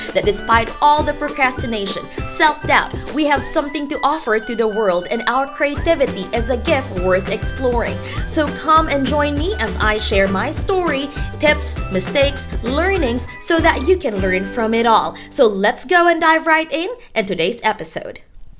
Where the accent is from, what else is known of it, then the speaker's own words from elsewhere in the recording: Philippines; They have that heritage or cultural heritage, same as me, because I'm originally from the Philippines.